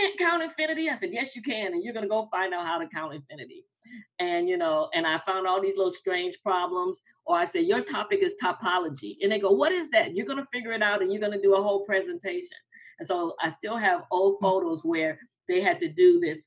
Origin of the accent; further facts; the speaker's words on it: Midwest, United States; moved away; also born or lived in Atlanta; I'm from the Midwest.